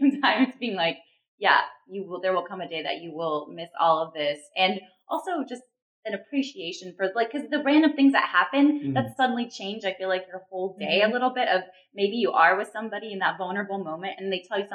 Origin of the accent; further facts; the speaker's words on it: Texas, United States; I'm from Texas